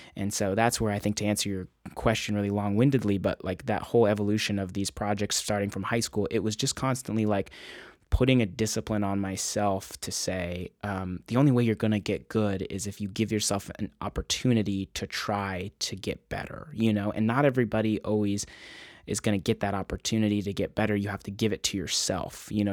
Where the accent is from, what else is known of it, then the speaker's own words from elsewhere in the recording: Encinitas, California, United States; I'm from Encinitas, California originally